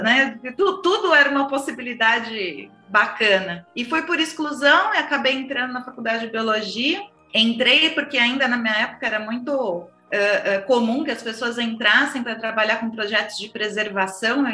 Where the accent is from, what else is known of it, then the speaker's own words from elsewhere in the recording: São Paulo, Brazil; Eu sou paulistana, nascida e criada no, no, meio do cimento